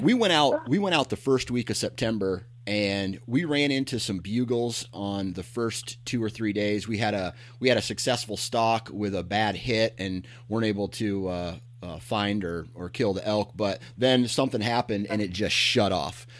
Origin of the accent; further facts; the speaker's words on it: Iowa, United States; coming from Iowa myself, where it's uh-huh. it's relatively flat